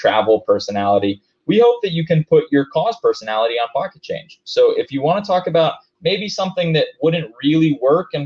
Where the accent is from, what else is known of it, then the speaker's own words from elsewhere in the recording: Hawaii, United States; moved away; also born or lived in Denver, Colorado; I grew up in Hawaii